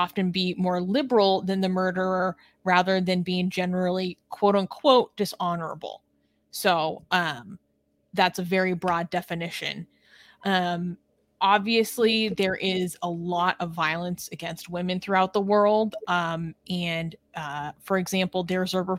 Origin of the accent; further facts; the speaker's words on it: West Coast of the United States, United States; I'm from America, I've spent my entire life on the West Coast of the United States.